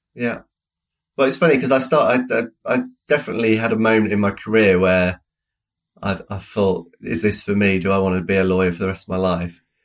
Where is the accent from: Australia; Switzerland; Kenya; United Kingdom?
United Kingdom; as British people